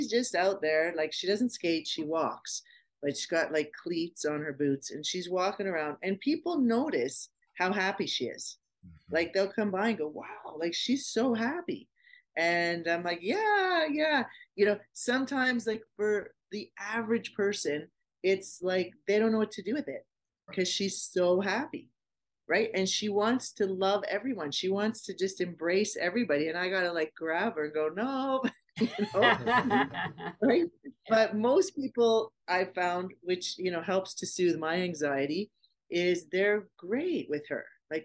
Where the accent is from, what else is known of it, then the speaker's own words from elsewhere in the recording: Canada; we're from Canada